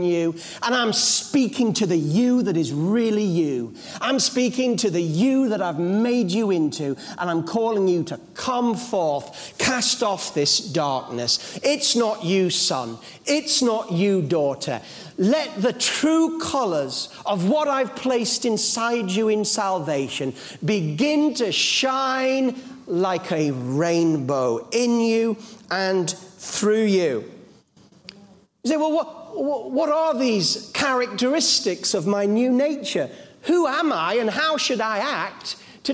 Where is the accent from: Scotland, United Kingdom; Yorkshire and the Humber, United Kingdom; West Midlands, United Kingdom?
Yorkshire and the Humber, United Kingdom; Yorkshire Dales; As a young boy, I was brought up in the Yorkshire Dales